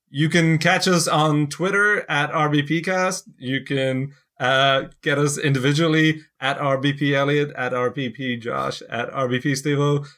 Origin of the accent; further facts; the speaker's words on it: Ireland; now in United States; I'm actually not heading back to Ireland